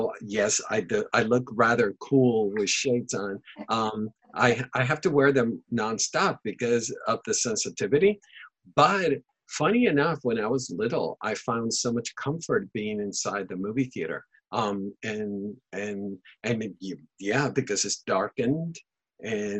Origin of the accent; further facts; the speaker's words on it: Panama; first language Spanish; English is a second language; now in Santa Barbara, United States; I was born and raised in Panama, and Spanish is my first language.